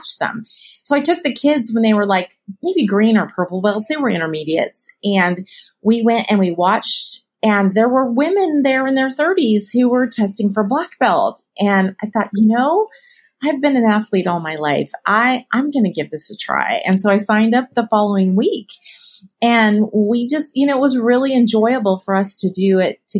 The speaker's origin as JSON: {"language": "English", "region": "California", "country": "United States", "tie": "born or raised there", "said": "I grew up in California."}